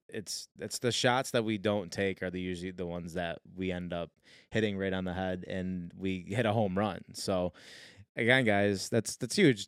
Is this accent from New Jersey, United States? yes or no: no; Syracuse, New York, United States; moved away; also born or lived in North Carolina; we're like, "Syracuse."